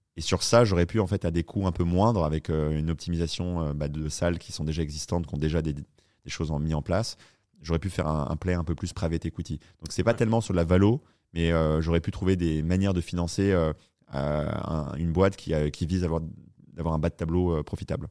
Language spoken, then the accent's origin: French; Paris, Île-de-France, France; moved away as an adult; also born or lived in New York, United States; je suis un petit Français du 10e arrondissement